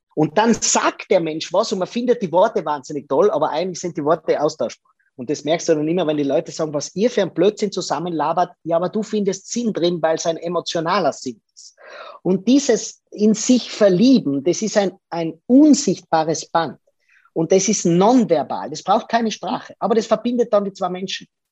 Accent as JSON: {"language": "German", "town": "Lienz", "region": "Tyrol", "country": "Austria", "tie": "born or raised there", "said": "ich bin in Lienz geboren. Das ist in Tirol, in Osttirol, nahe der italienischen Grenze."}